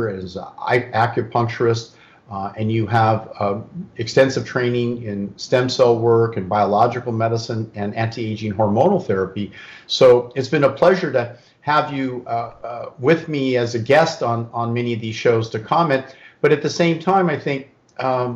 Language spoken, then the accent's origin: English; California, United States; I'm really born and raised in California, lived here my whole life